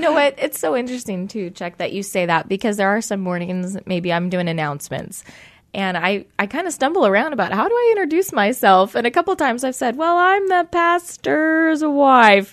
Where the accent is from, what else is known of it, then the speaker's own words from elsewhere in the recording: Tacoma, Washington, United States; I am born and raised in Tacoma, Washington